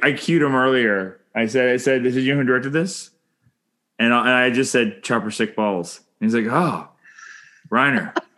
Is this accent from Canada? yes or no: yes; Canada; I'm Canadian filmmaker